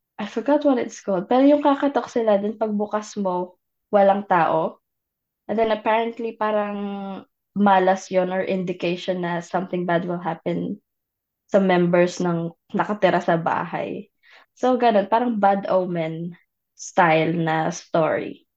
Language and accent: Tagalog; Philippines; what it was like to grow up in the Philippines